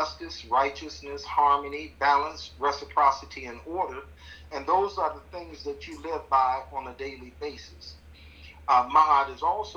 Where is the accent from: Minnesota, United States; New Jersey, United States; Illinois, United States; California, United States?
Illinois, United States; Chicago; I was born in 1960 in Chicago, Illinois